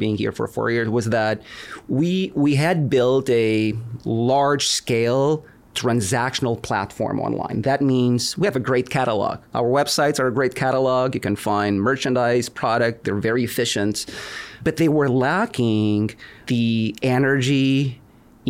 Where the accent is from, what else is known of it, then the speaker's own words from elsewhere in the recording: Lisbon, Portugal; moved away as an adult; also born or lived in California; now in United States; I was born and raised in Lisbon, Portugal. I've been in the U.S. for about 20 years now.